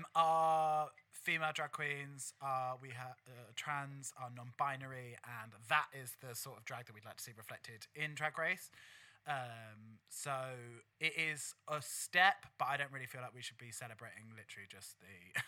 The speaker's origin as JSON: {"language": "English", "region": "London", "country": "United Kingdom", "tie": "born or raised there", "said": "growing up in the East London drag scene"}